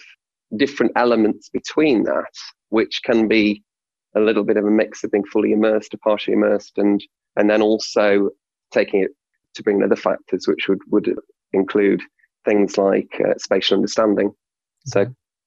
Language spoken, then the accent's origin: English; Hull, Yorkshire and the Humber, United Kingdom; I'm from Hull